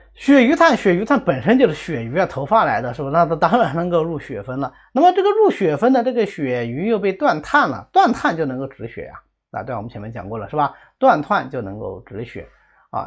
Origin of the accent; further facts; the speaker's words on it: China; 这个是我们中国人传统的一个方法啊